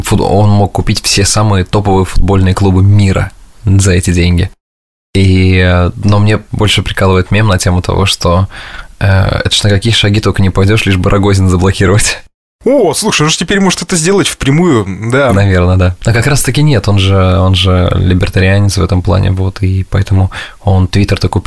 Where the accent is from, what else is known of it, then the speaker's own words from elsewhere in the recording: Samara, Samara Oblast, Russia; now in New York, United States; А, да и бог с ним, что я из Самары, да?